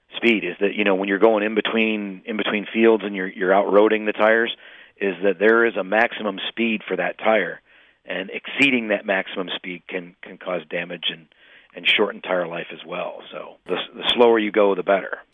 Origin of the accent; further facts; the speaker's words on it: Illinois, United States; I'm from Illinois